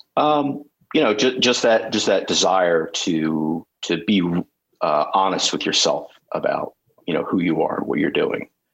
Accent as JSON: {"language": "English", "town": "Ocean City", "region": "New Jersey", "country": "United States", "tie": "born or raised there", "said": "I grew up in Ocean City, New Jersey"}